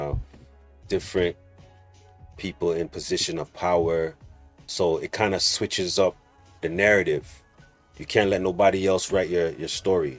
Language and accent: English; Toronto, Ontario, Canada; we're growing up in Rexdale